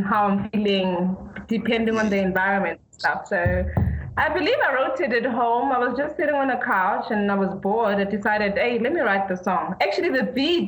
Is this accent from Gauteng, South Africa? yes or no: yes; Diepsloot, Gauteng, South Africa; also born or lived in Limpopo; I grew up in Diepsloot